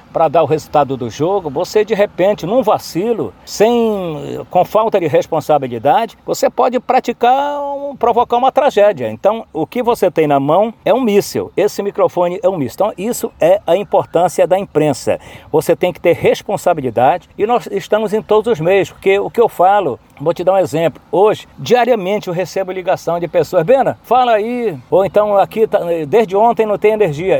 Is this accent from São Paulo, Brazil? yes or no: no; Santarém, Pará, Brazil; O Amir era meu vizinho na Avenida Borges Real, onde eu nasci